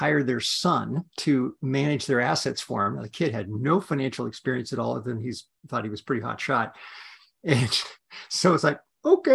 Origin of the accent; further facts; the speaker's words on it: Yakima, Washington, United States; I'm a kid from Washington State, grew up in a little city called Yakima